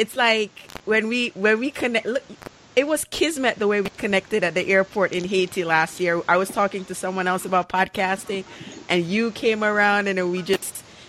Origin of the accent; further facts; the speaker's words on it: Jamaica; I'm Jamaican